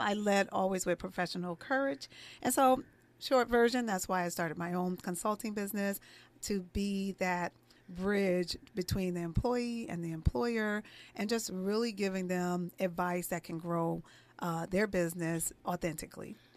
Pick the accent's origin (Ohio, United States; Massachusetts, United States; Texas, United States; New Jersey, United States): New Jersey, United States; East Orange; I grew up in the inner cities of East Orange, New Jersey. I'm originally from New Jersey.